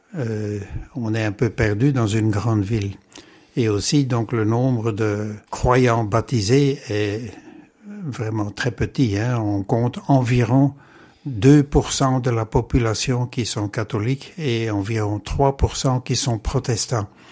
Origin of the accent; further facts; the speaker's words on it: Comines, Wallonia, Belgium; moved away as an adult; now in Hong Kong; je suis né à Comines et j'ai vécu toute mon enfance et ma jeunesse à Comines